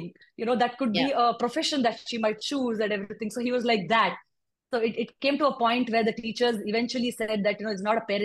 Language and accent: English; Bangalore, Karnataka, India; also born or lived in Hyderabad; I was born in Hyderabad. I moved to Bangalore at a quite an early age. I was here by the time I was 8, and I've been a Bangalorean since forever.